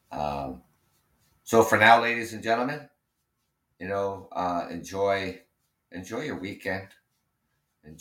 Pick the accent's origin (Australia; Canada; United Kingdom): Canada; being Canadian